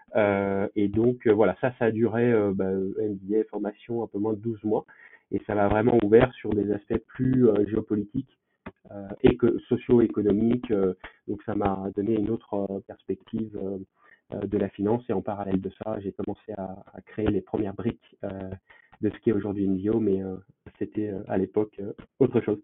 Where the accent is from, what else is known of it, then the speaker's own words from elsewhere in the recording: Lyon, Auvergne-Rhône-Alpes, France; je suis originaire de Lyon, où j'ai fait quasiment toute mon enfance